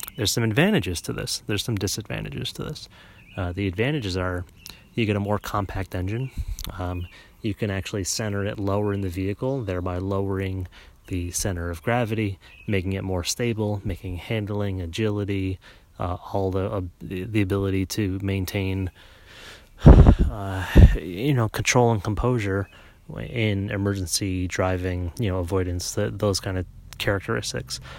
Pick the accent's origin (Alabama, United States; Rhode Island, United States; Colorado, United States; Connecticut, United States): Connecticut, United States; I grew up in Connecticut.